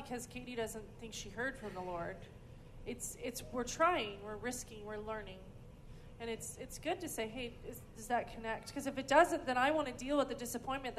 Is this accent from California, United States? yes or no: yes; California, United States; also born or lived in Oklahoma; now in Redding, United States; I grew up in California, and I moved to Oklahoma, but Oklahoma's home. My family's from here.